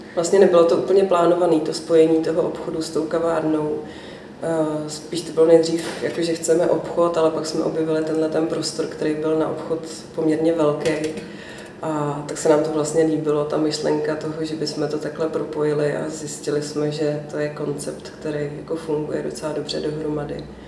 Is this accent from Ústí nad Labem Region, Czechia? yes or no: yes; Ústí nad Labem, Ústí nad Labem Region, Czechia; moved away as an adult; also born or lived in Prague; protože jsme obě dvě z Ústí původem